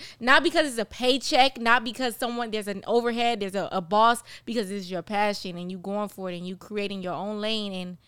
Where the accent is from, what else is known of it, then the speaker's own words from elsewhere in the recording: Miami, Florida, United States; Well, you know what? I have no problem with you. I'm from Miami.